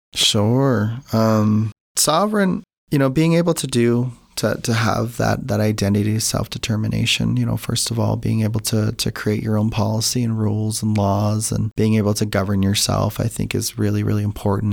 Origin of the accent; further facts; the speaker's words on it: Tsuut'ina Nation, Southern Alberta, Canada; now in Utah, United States; I'm from Sutana Nation, which is located in Treaty Seven territory. also known as Southern Alberta